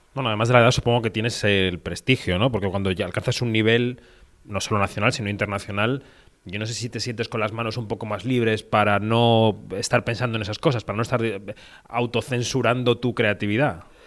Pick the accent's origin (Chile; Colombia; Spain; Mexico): Spain; los españoles